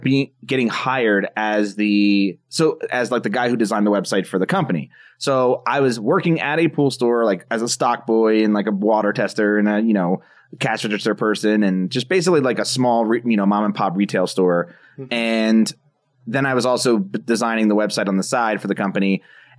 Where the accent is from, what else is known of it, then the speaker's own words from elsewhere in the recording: New Jersey, United States; moved away as an adult; now in Colorado, United States; my hometown of New Jersey, which is where I've lived for most of my life until I moved out to Colorado just last year